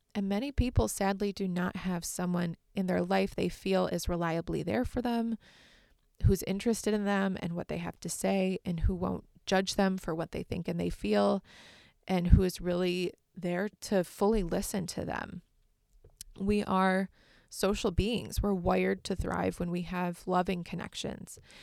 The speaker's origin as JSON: {"language": "English", "region": "Michigan", "country": "United States", "tie": "born or raised there", "also_born_or_lived": "Massachusetts", "said": "I was raised in Michigan and I still live here now"}